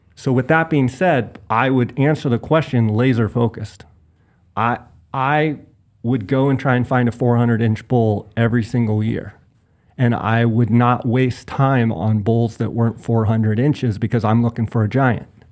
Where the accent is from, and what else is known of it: Phoenix, Arizona, United States; born or raised there